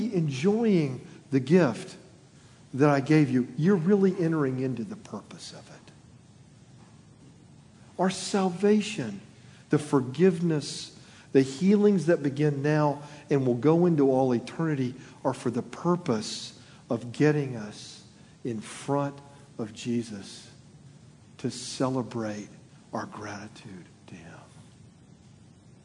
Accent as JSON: {"language": "English", "region": "Florida", "country": "United States", "tie": "born or raised there", "moved": "yes", "said": "I was born in Florida, I'm a Floridian at heart everywhere I've lived"}